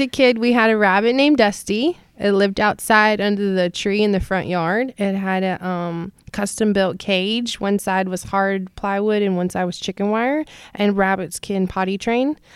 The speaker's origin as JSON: {"language": "English", "region": "North Carolina", "country": "United States", "tie": "born or raised there", "also_born_or_lived": "Hilo, Hawaii", "moved": "as an adult", "lives_now": "San Antonio, United States", "said": "I grew up in North Carolina till I was eighteen"}